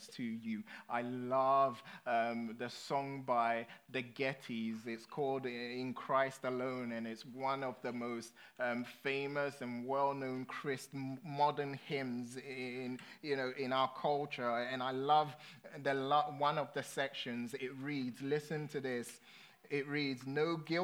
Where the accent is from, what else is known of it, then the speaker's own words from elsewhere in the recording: London, United Kingdom; I grew up in London, and London, if you live in London, you just don't need a car